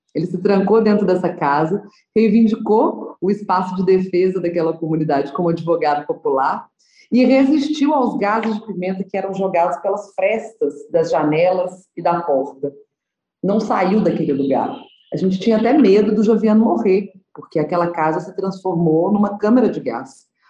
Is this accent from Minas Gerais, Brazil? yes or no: yes; Nova Lima, Minas Gerais, Brazil; also born or lived in Belo Horizonte; nasci em Belo Horizonte, mas cresci em Nova Lima